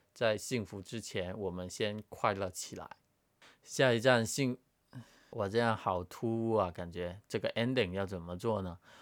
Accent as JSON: {"language": "Chinese", "country": "Hong Kong", "tie": "born or raised there", "said": "因为我就人生的大部分时间都是在香港嘛，从小到大，一些朋友啊、家人啊都在这里"}